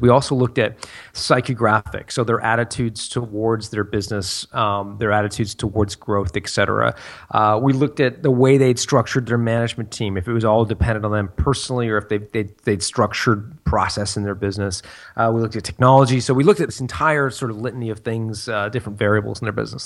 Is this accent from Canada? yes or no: yes; Canada; moved away as an adult; also born or lived in France; We're, we're from Canada